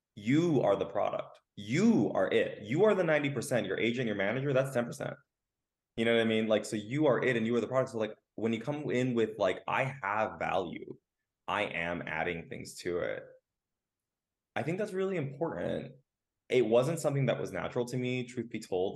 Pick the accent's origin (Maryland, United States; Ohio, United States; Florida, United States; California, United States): California, United States; Los Angeles; I'm a Los Angelino, born and raised. I come from a Mexican Nicaraguan family